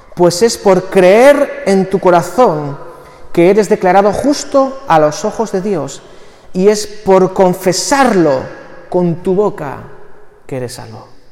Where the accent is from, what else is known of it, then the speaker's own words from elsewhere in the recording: Barakaldo, Basque Country, Spain; todo conciudadano de Baracaldo